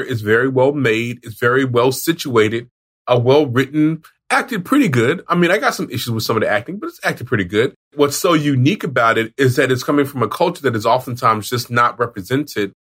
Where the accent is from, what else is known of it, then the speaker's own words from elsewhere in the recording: Oklahoma, United States; I'm from Oklahoma, which is where this show is from